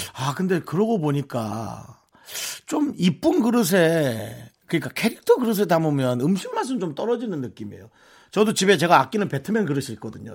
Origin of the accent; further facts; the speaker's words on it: South Korea; 내가 한국 사람이라 그런지 몰라도